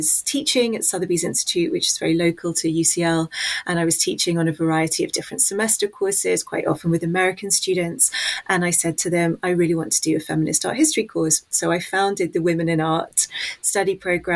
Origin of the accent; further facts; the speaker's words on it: London, United Kingdom; I was born in West London near a central hub called Paddington. And I went to school in Hammersmith